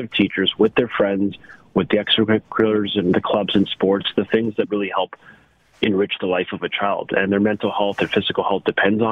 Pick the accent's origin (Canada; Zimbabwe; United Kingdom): Canada; as a Canadian